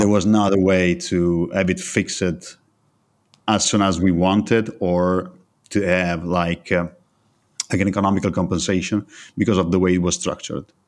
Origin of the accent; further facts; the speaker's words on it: Italy; I was born and raised in Italy